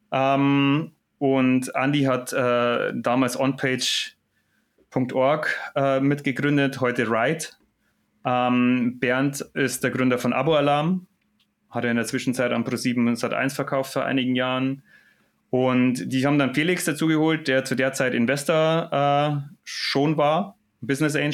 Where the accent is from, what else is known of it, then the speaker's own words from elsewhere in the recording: Munich, Bavaria, Germany; aber als Münchner sagt man natürlich, hier bei mir zu Hause geht doch viel ab.